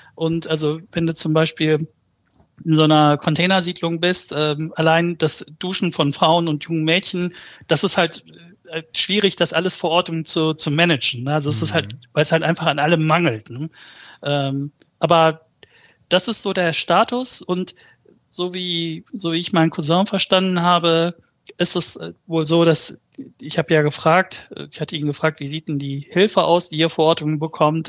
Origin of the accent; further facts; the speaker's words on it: Germany; also born or lived in Malatya, Turkey (born, village north of Malatya); Ich bin mit anderthalb Jahren nach Deutschland gekommen